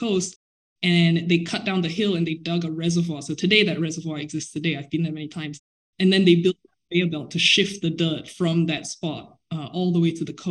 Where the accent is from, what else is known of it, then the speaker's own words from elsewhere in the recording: Singapore; moved away as an adult; I am Singaporean and I grew up in Singapore.